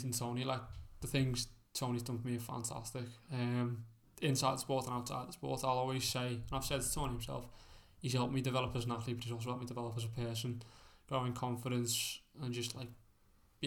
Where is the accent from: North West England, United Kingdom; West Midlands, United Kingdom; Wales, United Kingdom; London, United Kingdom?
North West England, United Kingdom; Liverpool; It's my home, isn't it, John Joe? So, Liverpool just defines me. I'm a Scouser, I'm a proud Scouser.